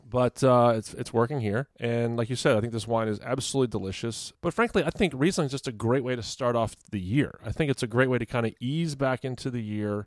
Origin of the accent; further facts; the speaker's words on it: Fredericksburg, Virginia, United States; moved away; my hometown of Fredericksburg, V